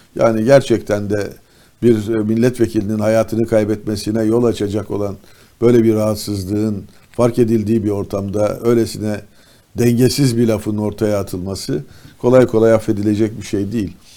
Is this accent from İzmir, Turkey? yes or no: yes; İzmir, Turkey; ben bir İzmirli olarak